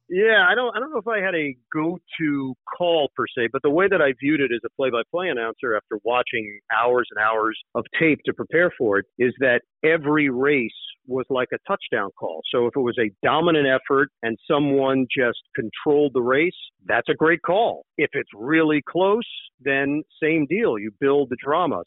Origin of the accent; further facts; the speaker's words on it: New York City, New York, United States; moved away as an adult; also born or lived in Upper East Side, Manhattan / West Orange, New Jersey; now in New Jersey, United States; I grew up in Queens